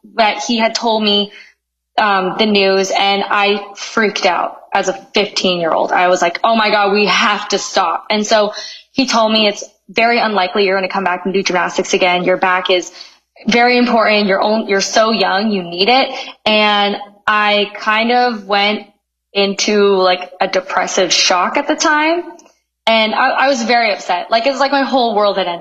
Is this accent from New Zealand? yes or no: no; Canada; moved away as an adult; I'm from Canada.